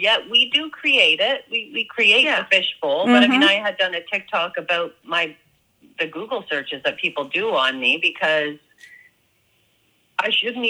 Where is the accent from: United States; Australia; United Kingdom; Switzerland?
Australia; They knew that I was from Australia.